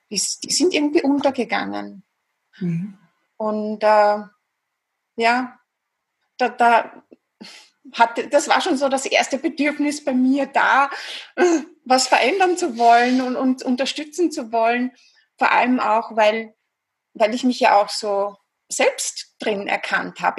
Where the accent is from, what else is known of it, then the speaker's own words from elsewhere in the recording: Vienna, Austria; accent: Viennese Austrian; wie du schon gesagt hast, ich komme aus Österreich, aus Wien. Ich glaube, man hört es auch ganz gut raus, ein bisschen an der Stimmfärbung, an der typisch österreichisch-wienerischen.